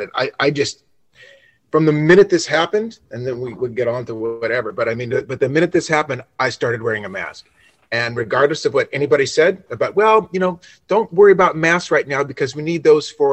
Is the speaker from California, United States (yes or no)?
yes; Los Angeles, California, United States; also born or lived in Nashville; I'm from Los Angeles originally